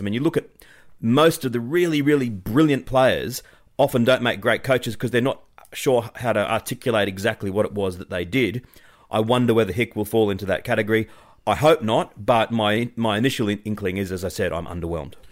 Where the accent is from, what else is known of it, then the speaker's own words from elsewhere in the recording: Australia; as an Australian